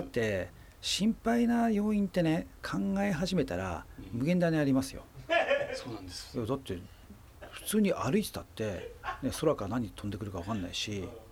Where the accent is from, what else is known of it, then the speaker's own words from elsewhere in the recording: Chiba, Japan; 自分の地元の,、まあ、うん、あの千葉のね地元の人たち